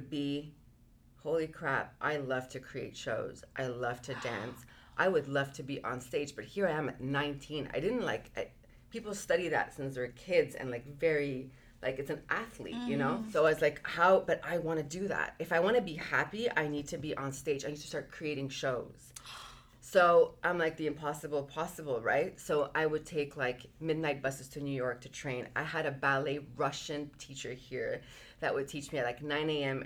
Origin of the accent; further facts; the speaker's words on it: Marcona, Ica, Peru; I come from a very small village. I was born in Peru, like the city's called Marcona.